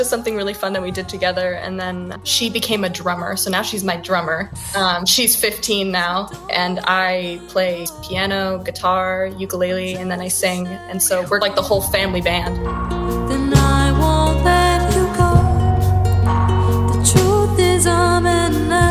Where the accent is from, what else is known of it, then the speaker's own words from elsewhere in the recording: San Diego, California, United States; moved away as an adult; now in Los Angeles, United States; I was born and raised in San Diego